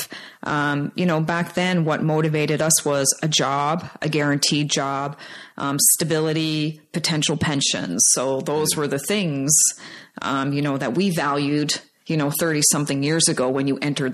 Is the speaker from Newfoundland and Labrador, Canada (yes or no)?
yes; Labrador City, Newfoundland and Labrador, Canada; I was born and raised in Labrador City, Newfoundland